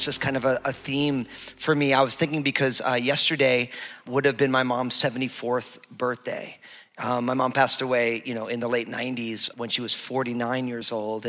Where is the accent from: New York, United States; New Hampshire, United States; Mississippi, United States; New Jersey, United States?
New York, United States; we're Italian from New York